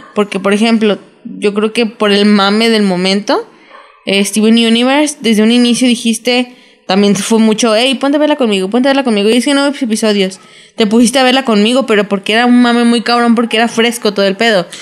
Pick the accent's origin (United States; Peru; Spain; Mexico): Mexico; como mexicanos